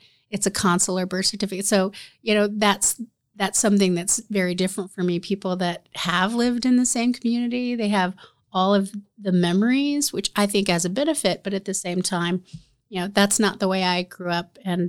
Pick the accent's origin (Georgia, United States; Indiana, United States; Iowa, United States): Indiana, United States; now in Marion, United States; So we moved back, and I grew up primarily in Madison County. I went to Anderson Highland, and then I went to Ball State from there.